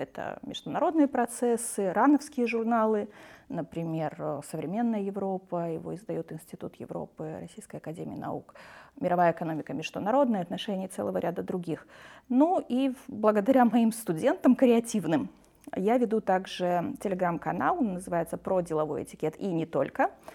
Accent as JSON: {"language": "Russian", "region": "Transnistria", "country": "Moldova", "tie": "born or raised there", "moved": "as an adult", "lives_now": "Russia", "said": "Я родилась и выросла в Приднестровье"}